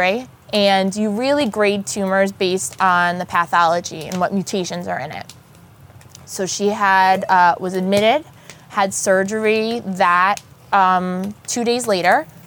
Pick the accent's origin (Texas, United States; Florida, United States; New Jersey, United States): New Jersey, United States; I grew up in North Jersey